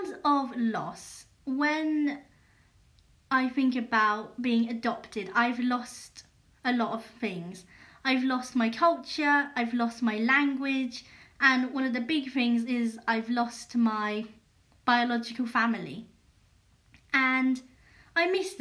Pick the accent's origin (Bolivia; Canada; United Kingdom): United Kingdom; England; also born or lived in Yongzhou, Hunan, China; I'm British and I grew up in England and culturally I'm British